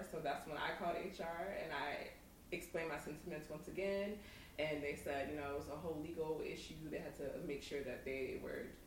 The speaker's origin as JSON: {"language": "English", "country": "United States", "said": "an African American"}